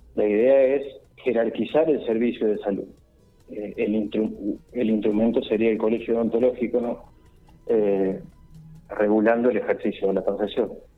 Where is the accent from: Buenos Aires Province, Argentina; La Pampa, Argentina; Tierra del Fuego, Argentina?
La Pampa, Argentina; Victorica; now in Santa Rosa, Argentina; en este momento estoy radicado en Santa Rosa, pero soy de Victorica